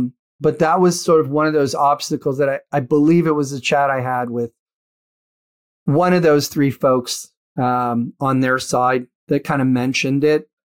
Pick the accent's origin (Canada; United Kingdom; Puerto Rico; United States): Canada; And at that point, as a Canadian, you kind of understand this